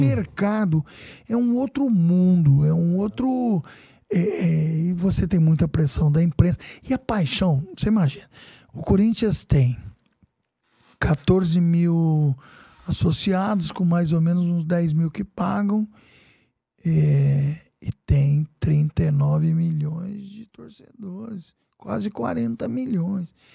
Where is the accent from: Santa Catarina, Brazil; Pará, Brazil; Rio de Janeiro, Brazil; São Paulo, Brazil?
São Paulo, Brazil; Casa Branca; now in São Paulo, Brazil; eu tenho uma pizzaria trinta e oito, trinta e sete anos lá em Casa Branca, né, minha terra natal